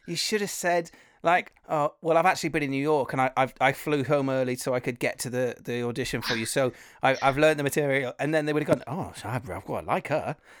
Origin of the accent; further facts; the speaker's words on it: Wales, United Kingdom; I come from Wales, so it's kind of music and theatre and all that a part of it